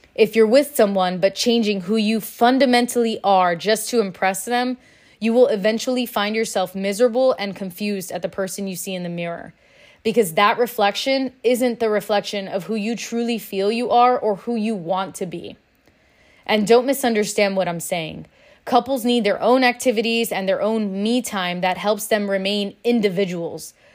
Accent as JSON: {"language": "English", "town": "Miami", "region": "Florida", "country": "United States", "tie": "born or raised there", "said": "Growing up in Miami, drinking is normal, it's expected."}